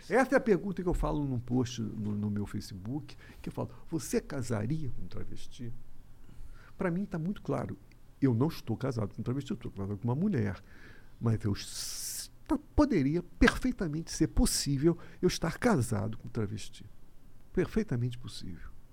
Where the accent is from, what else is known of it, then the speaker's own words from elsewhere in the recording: Rio de Janeiro, Brazil; eu sou carioca